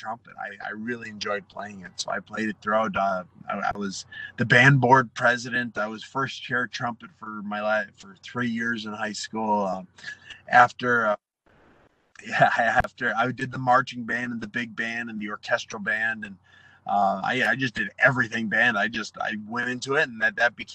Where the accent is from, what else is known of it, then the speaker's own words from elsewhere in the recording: Waterford, Wisconsin, United States; moved away as an adult; now in California, United States; I grew up in Wisconsin